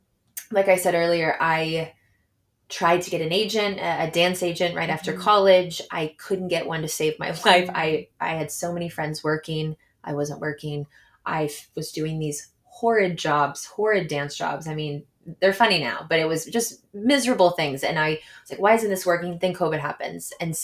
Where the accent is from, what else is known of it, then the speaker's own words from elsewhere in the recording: Houston, Texas, United States; moved away as an adult; also born or lived in New York City; now in Los Angeles, United States; born and raised in Houston. I went to college in New York City.